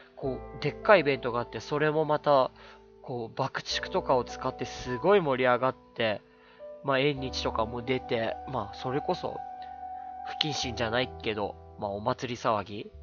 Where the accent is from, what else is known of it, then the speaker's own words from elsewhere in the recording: Shizuoka, Japan; うちの実家は静岡なんですけど